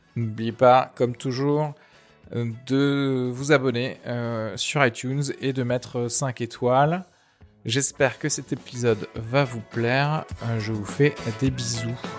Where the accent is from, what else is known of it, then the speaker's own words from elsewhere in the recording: Tarn, Occitania, France; je viens techniquement du Tarn. J'ai fait toutes mes études là-bas, de la primaire au lycée